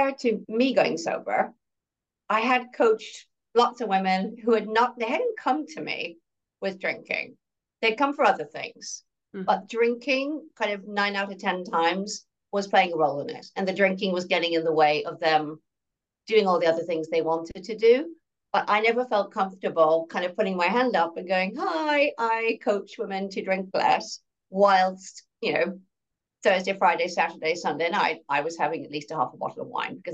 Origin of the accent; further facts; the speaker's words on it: Ireland; I grew up in Ireland.